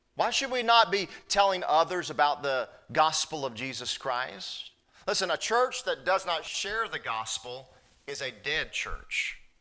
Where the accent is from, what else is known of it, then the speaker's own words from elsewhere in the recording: North Carolina, United States; I'm from North Carolina